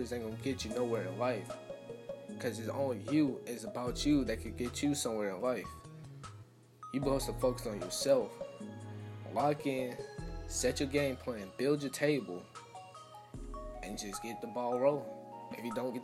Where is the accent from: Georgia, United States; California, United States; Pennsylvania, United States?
Georgia, United States; Atlanta; I'm from Atlanta.